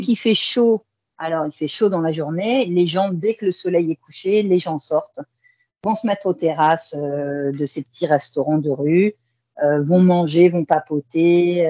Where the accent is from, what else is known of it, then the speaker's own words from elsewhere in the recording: Saint-Jean-d'Angély, Nouvelle-Aquitaine, France; moved away as an adult; also born or lived in Shanghai, China; now in Kuala Lumpur, Malaysia; je suis originaire du sud-ouest de la France, une petite ville qui s'appelle Saint-Jean-d'Angély, en Charente-Maritime